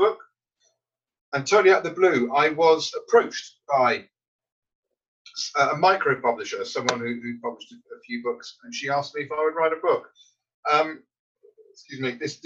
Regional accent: United Kingdom; now in Surrey, United Kingdom; being British

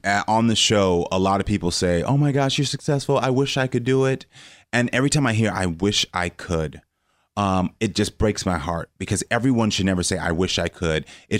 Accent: Parkland, Florida, United States; also born or lived in Houston; Houston, Texas. Well, was born in Houston, Texas, but then moved to Parkland, Florida. So Marjorie Stoneman Douglas, where the shooting happened, was my high school.

